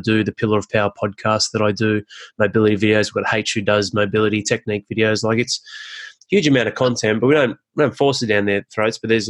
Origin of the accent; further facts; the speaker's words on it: Penrith, New South Wales, Australia; also born or lived in Northern Beaches, Sydney; I came from Penrith